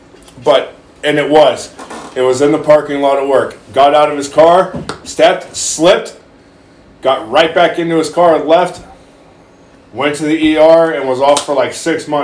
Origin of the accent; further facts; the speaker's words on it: Texas, United States; moved away; when I was a kid growing up in Texas